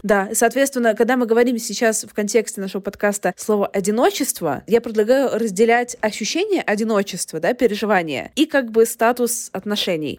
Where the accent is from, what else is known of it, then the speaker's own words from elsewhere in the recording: Kyrgyzstan; подкастерка из Кыргызстана